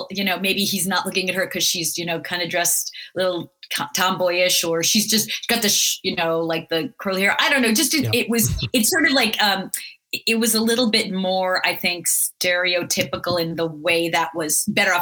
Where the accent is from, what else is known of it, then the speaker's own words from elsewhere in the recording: France; moved away; I was from France